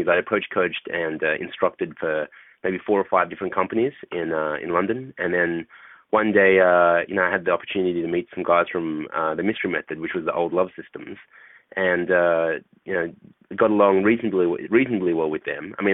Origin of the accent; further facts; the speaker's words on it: Australia; I grew up in uh, in Australia, and um, I'm a I'm a short Asian guy for for those people who don't who don't know me. Um, and uh, growing up in Australia amongst a bunch of alpha males